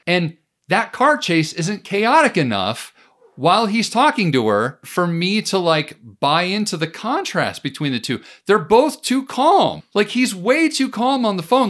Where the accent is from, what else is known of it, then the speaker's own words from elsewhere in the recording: United States; me as an American